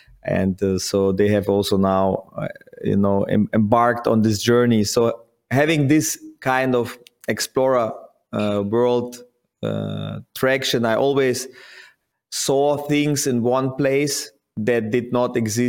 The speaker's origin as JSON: {"language": "English", "town": "Kaktirek", "country": "Kazakhstan", "tie": "born or raised there", "moved": "yes", "said": "Okay, so I was born in Kazakhstan and grew up in a small village in Kazakhstan called Kaktirek."}